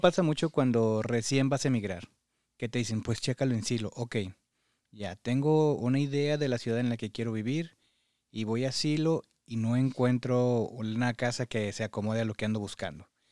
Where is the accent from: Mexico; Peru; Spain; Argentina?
Mexico; now in United States; como mexicanos nos gusta hacernos a la idea